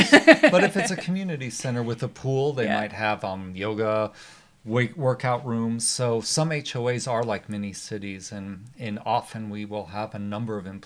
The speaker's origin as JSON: {"language": "English", "town": "Arvada", "region": "Colorado", "country": "United States", "tie": "born or raised there", "said": "I grew up in Arvada."}